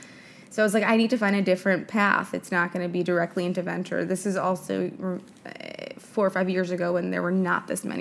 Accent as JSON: {"language": "English", "town": "New York City", "region": "New York", "country": "United States", "tie": "born or raised there", "said": "born and raised in New York City"}